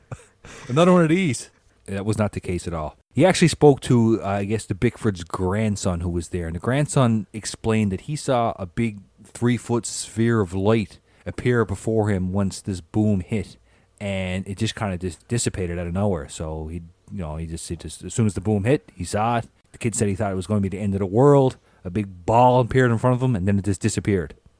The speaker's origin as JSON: {"language": "English", "region": "Newfoundland and Labrador", "country": "Canada", "tie": "born or raised there", "said": "growing up in Newfoundland, you know, in the eighties"}